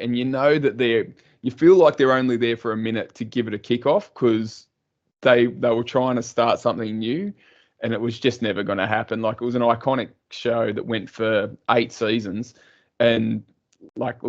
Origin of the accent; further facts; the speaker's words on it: Sydney, New South Wales, Australia; now in Central Coast, Australia; I'm a Western Sydney boy, born and raised